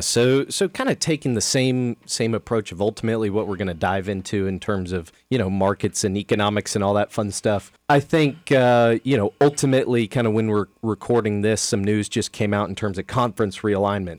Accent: Kansas City, United States; I grew up in Kansas City

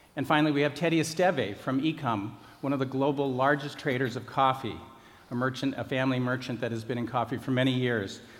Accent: Colorado, United States; I grew up in Colorado.

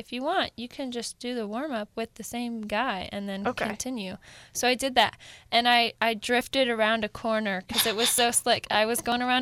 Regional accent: Seattle, Washington, United States; we grew up in Seattle

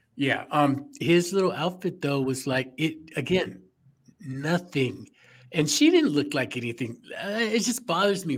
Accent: Chicago, Illinois, United States; I'm from Chicago

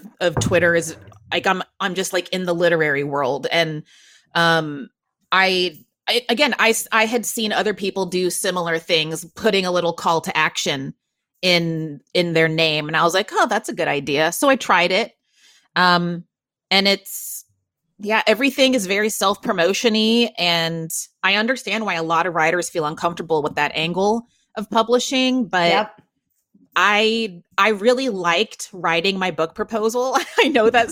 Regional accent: Waco, Texas, United States; now in New York City, United States; my hometown of Waco, Texas, cause that's where I grew up

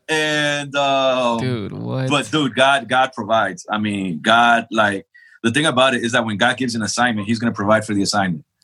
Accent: New York City, New York, United States; born or raised there; also born or lived in El Salvador; now in Charlotte, United States

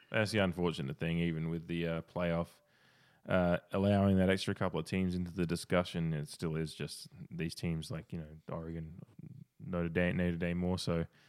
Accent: Australia; Well, I'm Australian

